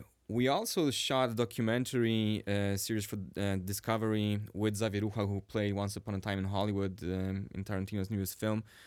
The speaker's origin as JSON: {"language": "English", "country": "Sweden", "tie": "born or raised there", "second_language": "English", "moved": "yes", "lives_now": "Warsaw, Poland", "said": "I was actually raised in Sweden"}